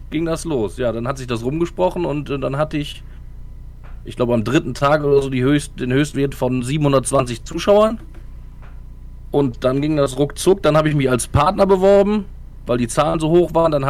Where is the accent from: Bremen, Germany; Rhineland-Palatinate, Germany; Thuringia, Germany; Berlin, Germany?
Thuringia, Germany; Gogarten; Ich bin einfach einer, der in Gogarten aufgewachsen ist